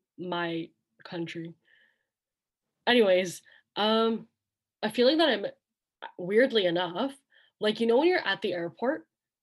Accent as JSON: {"language": "English", "country": "Canada", "said": "I'm Canadian."}